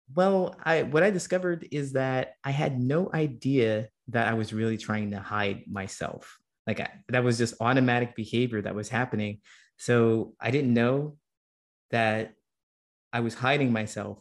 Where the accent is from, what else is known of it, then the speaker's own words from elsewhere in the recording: Ohio, United States; when I was a kid and growing up in Ohio